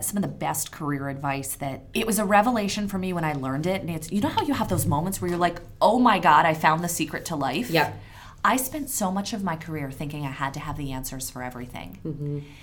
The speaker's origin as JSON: {"language": "English", "town": "Philadelphia", "region": "Pennsylvania", "country": "United States", "moved": "yes", "lives_now": "New England, United States", "said": "I live in New England, but I'm originally from Philadelphia."}